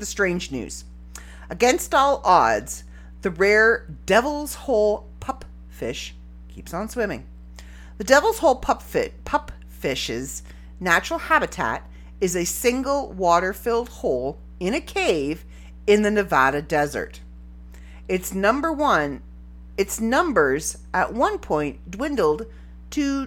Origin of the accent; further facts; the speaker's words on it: Canada; I'm Canadian